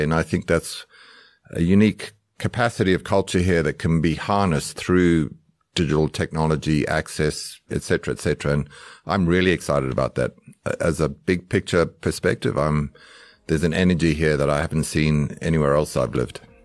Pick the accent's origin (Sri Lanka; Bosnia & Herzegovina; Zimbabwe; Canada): Zimbabwe; also born or lived in United Kingdom / Australia / United States; now in South Africa; I grew up in Zimbabwe, so I'm coming back home to my African heritage